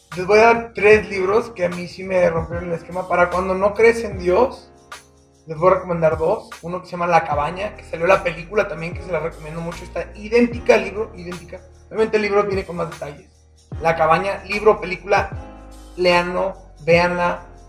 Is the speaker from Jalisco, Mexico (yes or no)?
no; Mexicali, Baja California, Mexico; now in Aguascalientes, Mexico; Mi familia es del norte. O sea, me crié mucho en California y en Mexicali, entonces son norteñotes